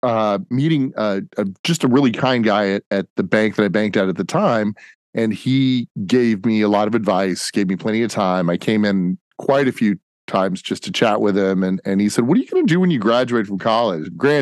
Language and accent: English; Plano, Texas, United States; I grew up here in the North Dallas area, in Plano. Went to elementary school all the way up through college. I ended up going to University of Dallas, private Catholic school here.